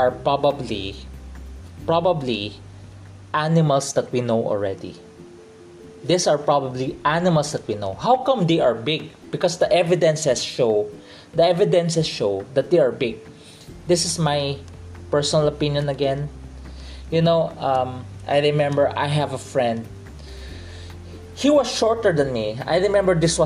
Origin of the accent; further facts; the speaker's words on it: Philippines; accent: Filipino English; I'm a Filipino in the Philippines. We have a Filipino English